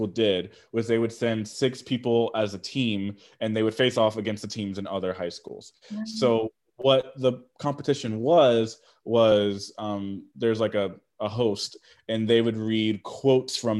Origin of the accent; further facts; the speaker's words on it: Houston, Texas, United States; I grew up in Houston